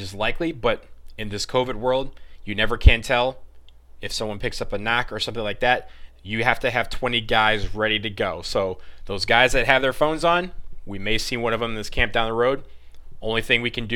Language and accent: English; Detroit, Michigan, United States; my hometown of Detroit